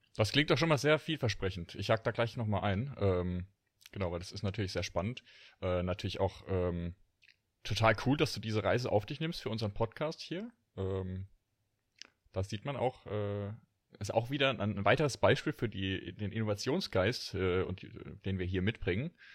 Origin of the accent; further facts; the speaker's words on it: Rhineland-Palatinate, Germany; Pfälzer Bub